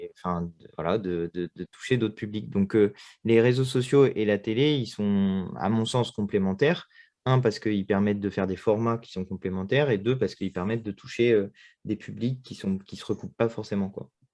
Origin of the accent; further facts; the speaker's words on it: Châteauroux, Centre-Val de Loire, France; now in Paris, France; J'habite à Paris, je suis né à Châteauroux.